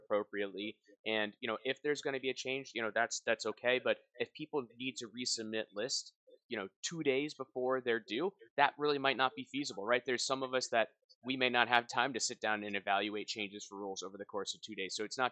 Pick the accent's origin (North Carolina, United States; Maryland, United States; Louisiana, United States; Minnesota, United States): North Carolina, United States; moved away; I come from North Carolina